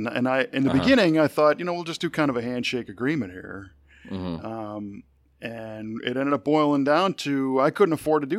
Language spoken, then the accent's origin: English; Chicago, Illinois, United States; I grew up in the Chicago area.